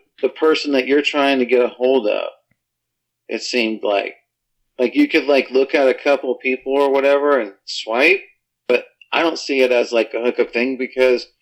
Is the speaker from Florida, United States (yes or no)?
yes; Fort Lauderdale, Florida, United States; moved away; I'm not from this state. I'm from Fort Lauderdale Beach